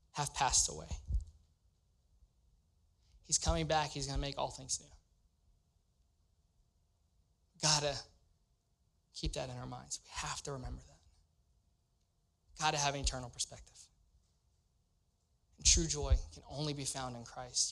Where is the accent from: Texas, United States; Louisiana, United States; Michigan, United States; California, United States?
Louisiana, United States; moved away as an adult; now in Cincinnati, United States; I'm from Louisiana, born and raised